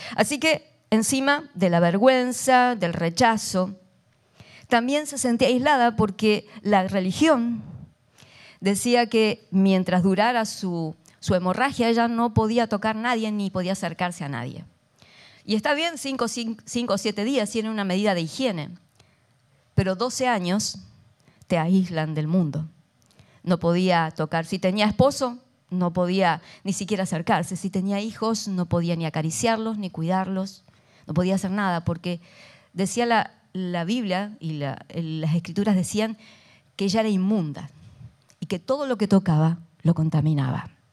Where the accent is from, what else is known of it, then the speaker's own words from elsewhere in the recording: Argentina; soy argentina